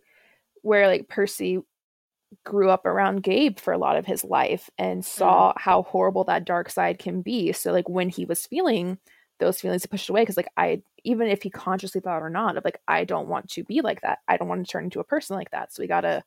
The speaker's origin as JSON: {"language": "English", "region": "South Carolina", "country": "United States", "tie": "born or raised there", "said": "it was developed in my hometown"}